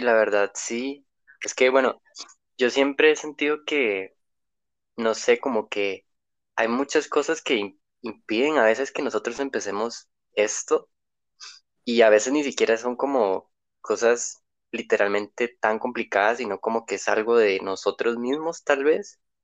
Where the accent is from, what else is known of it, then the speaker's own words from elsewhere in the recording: Costa Rica; soy de Costa Rica